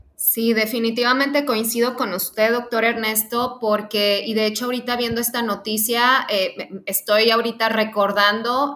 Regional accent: Mexico; como mexicanos

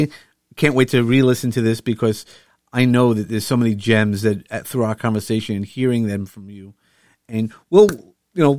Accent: New York, United States; accent: New York; using my New York accent

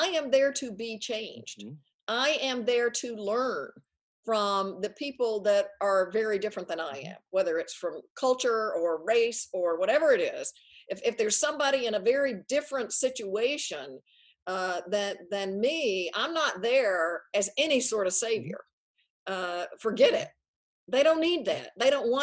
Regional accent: Tennessee, United States; moved away; also born or lived in Princeton, New Jersey; I moved from Tennessee to Princeton, New Jersey. Big mm-hmm. difference. I mean, I grew up in the Bible Belt, Southern Baptist grandparents

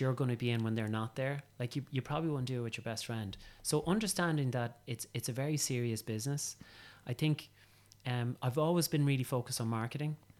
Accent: County Meath, Leinster, Ireland; I'm from County Meath and, um, I'm a tillage farmer's son

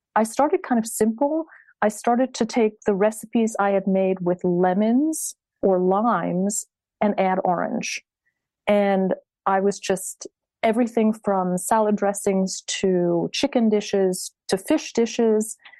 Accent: Satellite Beach, Florida, United States; moved away as an adult; also born or lived in Philadelphia, United States / New York City, United States; now in France; I'm from Florida. I grew up on the Space Coast.

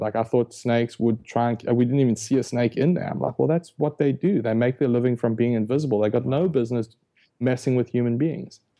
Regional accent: South Africa; moved away; I was born and raised in South Africa, hence the, the funny accent

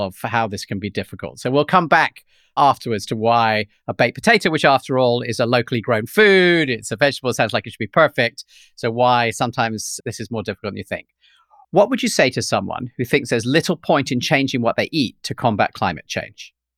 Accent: London, United Kingdom; When I grew up in London

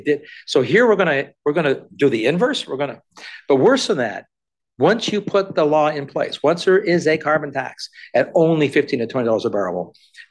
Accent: Canada; I'm a Canadian

